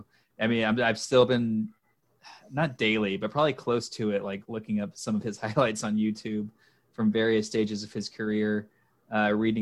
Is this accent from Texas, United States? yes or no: yes; Dallas, Texas, United States; I grew up in Dallas